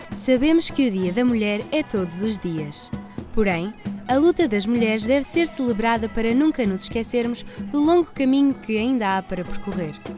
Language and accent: Portuguese; Porto, Norte, Portugal